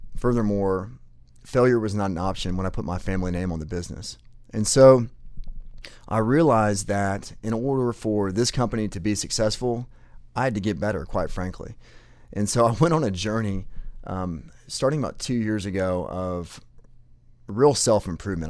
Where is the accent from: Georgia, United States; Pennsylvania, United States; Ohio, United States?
Georgia, United States; Atlanta; I was born in Atlanta, Georgia, raised in a great family